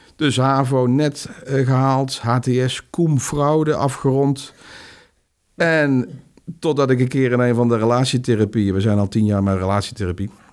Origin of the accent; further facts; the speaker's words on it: North Brabant, Netherlands; Brabants gezin, huisje, boompje, beestje, hondje